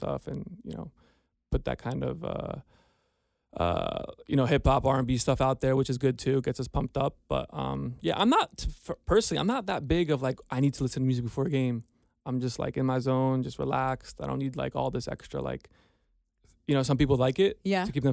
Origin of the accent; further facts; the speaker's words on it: United States; moved away as an adult; now in Ohio, United States; We're from New Jersey, New York, so it's very hustle and bustle out there